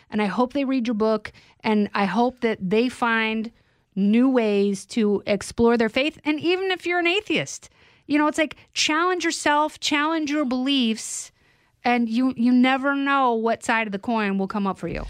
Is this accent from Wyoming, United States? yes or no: no; Indiana, United States; moved away; Indiana, like, you know, the, the lake where we grew up